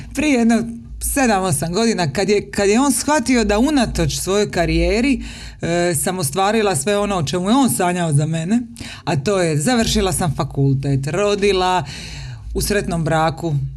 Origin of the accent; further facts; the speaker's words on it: Dalmatia, Croatia; now in Zagreb, Croatia; Doživjeli smo potres kao dijete u Dalmaciji, ti i ja